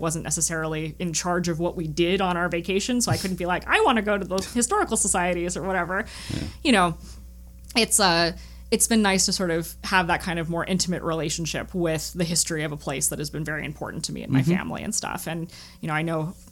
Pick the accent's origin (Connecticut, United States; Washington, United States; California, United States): Connecticut, United States; Guilford; my hometown of Guilford, Connecticut